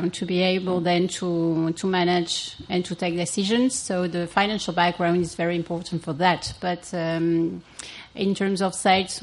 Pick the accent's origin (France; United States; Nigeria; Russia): France; Espalion, Occitania; moved away as an adult; also born or lived in Montpellier, France / Portugal / Liverpool, United Kingdom; now in Spain; I grew up in the center of France, in Espalion, near Aveyron